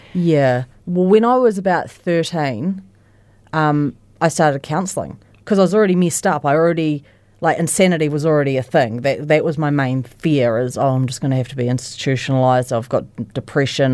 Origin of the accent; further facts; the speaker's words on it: Christchurch, Canterbury, New Zealand; I was born in Christchurch and I've lived in Christchurch my whole life. Um, I was brought up, like, on the east side of Christchurch